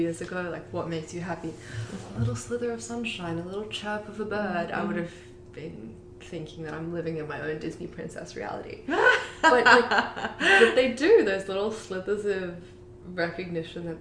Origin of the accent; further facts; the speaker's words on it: Australia; moved away as an adult; now in New York, United States; I grew up in Australia, so it was sunny all the time